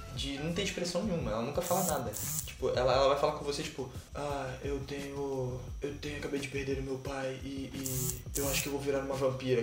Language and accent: Portuguese; Rio de Janeiro, Brazil; eu sou carioca